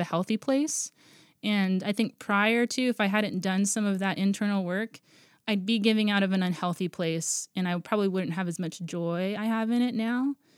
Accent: Guam; moved away as an adult; now in Portland, United States; I was born and raised on Guam, and then I moved out here in twenty ten.

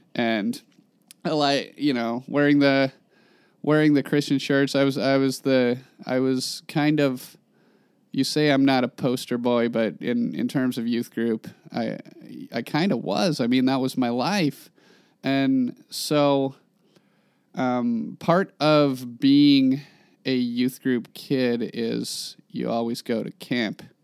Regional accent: Klamath Falls, Oregon, United States; moved away as an adult; I'm from Klamath Falls, Oregon.

